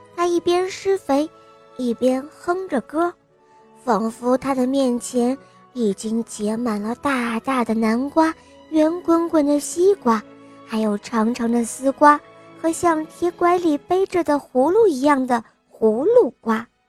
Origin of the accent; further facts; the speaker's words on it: Beijing, China; 我今年五岁了，我来自北京